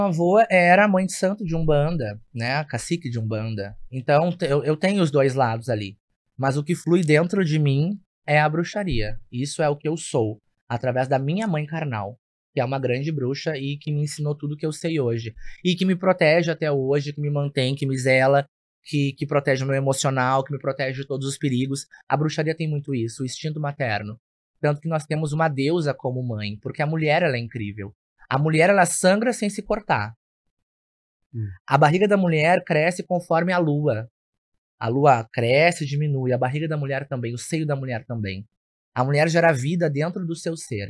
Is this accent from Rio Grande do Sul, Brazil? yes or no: yes; Porto Alegre, Rio Grande do Sul, Brazil; Eu sou natural de Porto Alegre